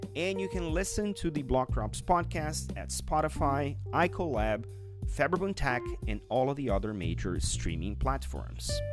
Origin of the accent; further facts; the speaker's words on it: São Paulo, Brazil; I grew up in Sao Paulo where the traffic is really maddening.